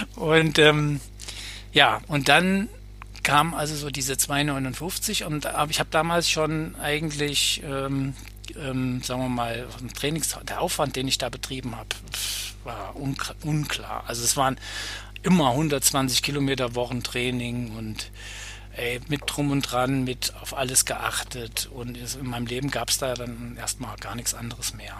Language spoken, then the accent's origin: German; Bad Nauheim, Hesse, Germany; Ich komme aus Bad Nauheim, das, äh, da habe ich da gewohnt, also Gießener, Frankfurter Ecke